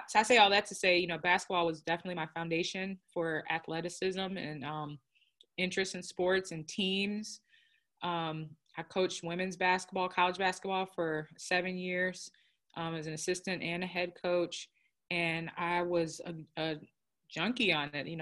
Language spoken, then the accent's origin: English; United States; My father's Nigerian, but I'm American. I grew up in the States. I've never been to Nigeria.